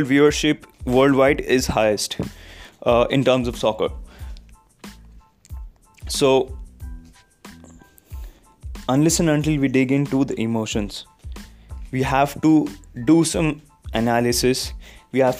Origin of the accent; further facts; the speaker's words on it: India; As a Indian fan of Indian football and also German football